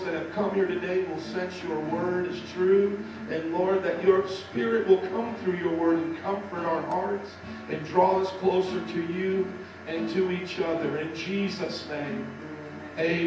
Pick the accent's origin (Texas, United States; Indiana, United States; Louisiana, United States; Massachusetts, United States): Indiana, United States; also born or lived in New Orleans; now in Chicago, United States; I was from Illinois. I mean, Indiana.